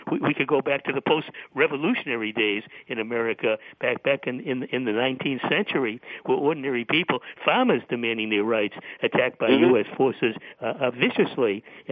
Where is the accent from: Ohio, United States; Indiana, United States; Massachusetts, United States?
Massachusetts, United States; Boston; moved away as an adult; Boston, my hometown